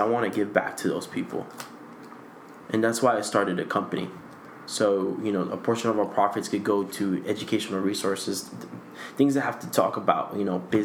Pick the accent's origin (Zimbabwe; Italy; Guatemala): Guatemala; now in United States; I'm from Central America, Guatemala